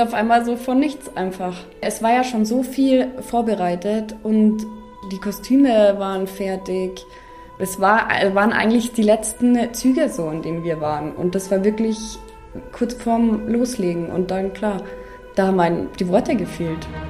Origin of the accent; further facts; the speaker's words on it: Oberammergau, Bavaria, Germany; ich wohne hier, das ist meine Heimat